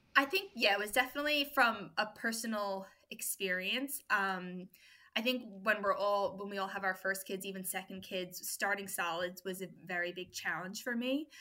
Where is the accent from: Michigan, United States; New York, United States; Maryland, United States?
New York, United States; moved away as an adult; now in Australia; I'm from New York originally. I was born and raised there